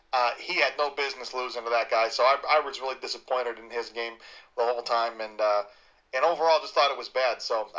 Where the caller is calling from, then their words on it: Schiller Park, Illinois, United States; from Schiller Park